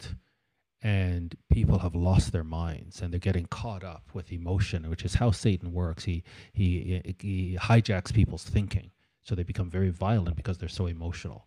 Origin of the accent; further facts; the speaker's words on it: Canada; in Canada, I remember just growing up and thinking, these crazy Americans